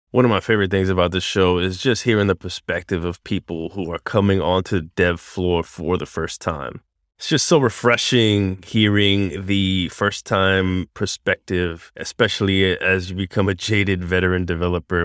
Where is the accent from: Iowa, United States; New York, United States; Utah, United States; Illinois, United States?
New York, United States; I grew up in New York